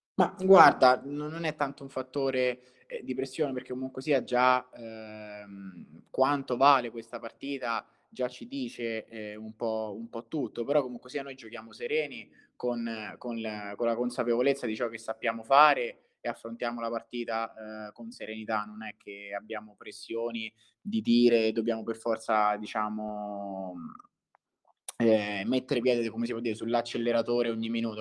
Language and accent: Italian; Viterbo, Lazio, Italy; sono di Viterbo